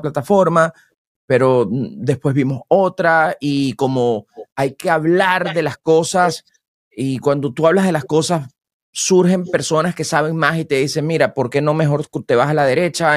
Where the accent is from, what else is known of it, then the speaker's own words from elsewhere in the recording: Venezuela; moved away as an adult; now in United States; yo soy locutor y vengo de Venezuela